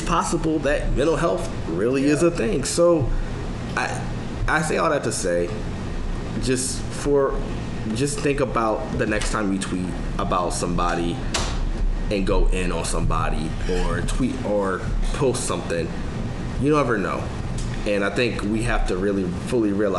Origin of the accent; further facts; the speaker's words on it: Philadelphia, Pennsylvania, United States; I'm from Philly